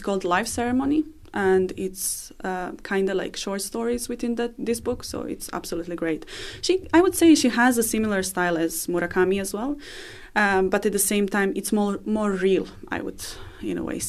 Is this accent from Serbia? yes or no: yes; Belgrade, Serbia; English is a second language; moved away as an adult; now in Dublin, Ireland; I grew up in the capital. I grew up in Belgrade